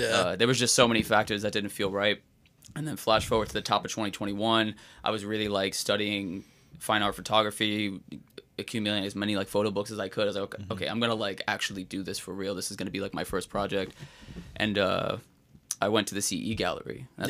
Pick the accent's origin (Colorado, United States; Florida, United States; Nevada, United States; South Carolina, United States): Florida, United States; also born or lived in Brooklyn, United States; So born in Brooklyn in 92, moved to Florida around like 2000, 2001.